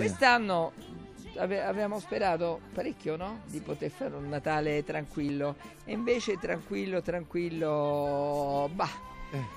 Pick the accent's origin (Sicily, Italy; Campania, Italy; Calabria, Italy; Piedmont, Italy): Campania, Italy; Naples; Io che sono napoletana